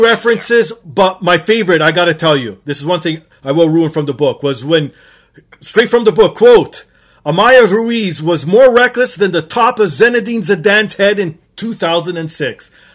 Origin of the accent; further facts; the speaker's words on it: Toronto, Ontario, Canada; born and raised in Toronto, Portuguese background